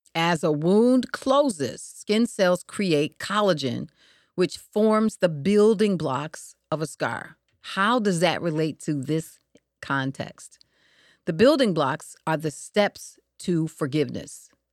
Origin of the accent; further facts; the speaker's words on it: Detroit, Michigan, United States; I was growing up in Michigan, uh, Detroit specifically